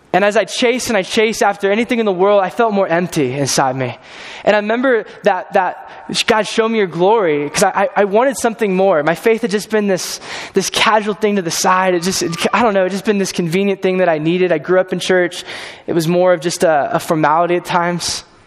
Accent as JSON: {"language": "English", "region": "California", "country": "United States", "tie": "born or raised there", "moved": "as an adult", "said": "I'm from California. originally, grew up there"}